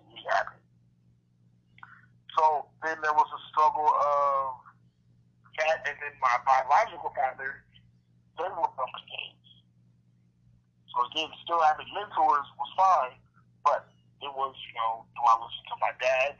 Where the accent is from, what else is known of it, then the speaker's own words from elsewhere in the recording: Omaha, Nebraska, United States; Growing up in North Omaha